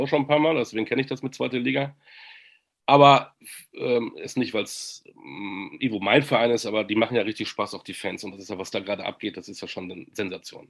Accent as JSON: {"language": "German", "town": "Münster", "region": "North Rhine-Westphalia", "country": "Germany", "tie": "born or raised there", "said": "ich bin gebürtiger Münsteraner"}